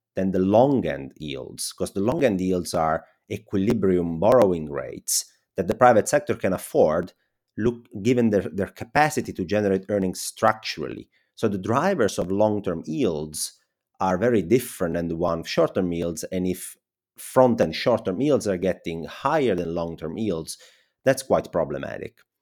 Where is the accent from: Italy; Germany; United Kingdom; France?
Italy; accent: Italian; English is a second language; my Italian accent